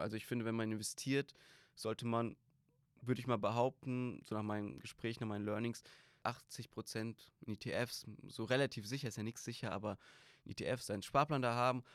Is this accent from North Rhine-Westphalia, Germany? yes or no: no; Griesheim, Hesse, Germany; Ich komme aus Darmstadt, Griesheim